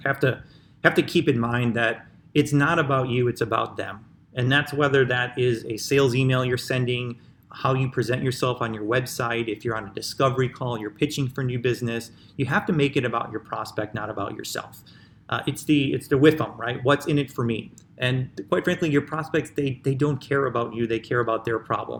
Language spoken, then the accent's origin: English; Chicago, Illinois, United States; I'm from Chicago, which, you know, is the birthplace of house music